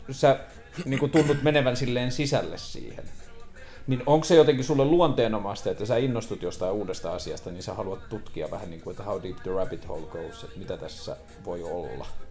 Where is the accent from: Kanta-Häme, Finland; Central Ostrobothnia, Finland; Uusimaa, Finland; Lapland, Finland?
Lapland, Finland; Tornio; mä oon itse kotoisin Torniosta